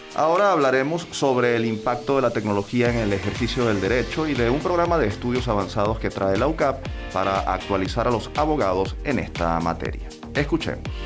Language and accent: Spanish; Venezuela